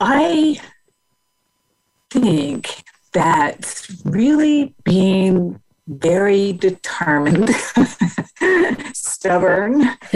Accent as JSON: {"language": "English", "country": "Denmark", "tie": "born or raised there", "also_born_or_lived": "Houston, United States", "said": "from there, we moved from Houston, Texas to Denmark because my mother was originally from Denmark."}